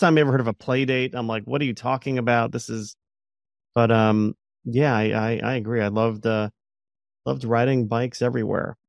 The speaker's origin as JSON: {"language": "English", "town": "Plantation", "region": "Florida", "country": "United States", "tie": "born or raised there", "said": "growing up in South Florida"}